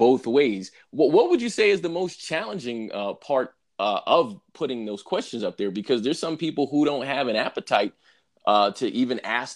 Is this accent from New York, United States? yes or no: yes; New York, United States; I'm also from New York